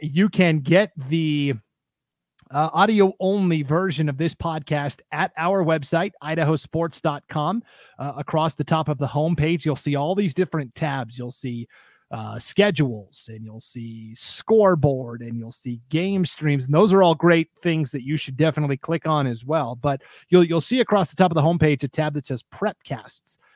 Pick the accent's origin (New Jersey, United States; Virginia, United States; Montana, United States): Montana, United States; moved away; I grew up in Montana